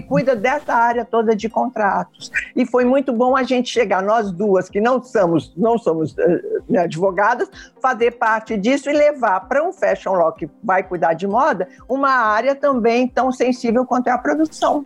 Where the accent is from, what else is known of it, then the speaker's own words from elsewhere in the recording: São Paulo, Brazil; moved away as an adult; now in Rio de Janeiro, Brazil; eu vim para o Rio de Janeiro, eu sou, eu sou de São Paulo, eu vim para o Rio de Janeiro em 76